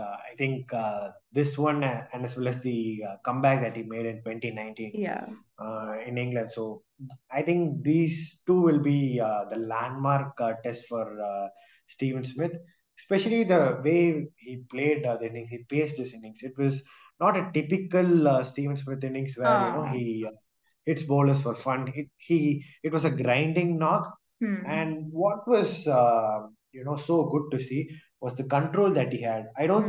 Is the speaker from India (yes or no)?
yes; India; And deep down, even as an Indian fan, you knew that something special had to come out of the Indian players in order to win this test. But I think the Australians were too good for us this